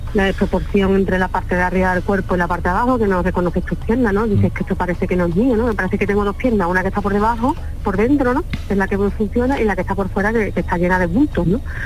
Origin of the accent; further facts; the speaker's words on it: Alcalá de Guadaíra, Andalusia, Spain; Yo soy de Sevilla, de Alcalá de Guadaira